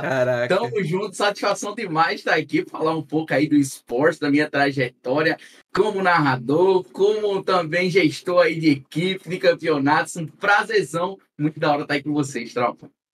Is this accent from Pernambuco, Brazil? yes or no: yes; Pernambuco, Brazil; accent: nordestino; also born or lived in Paraíba; Eu sou de Pernambuco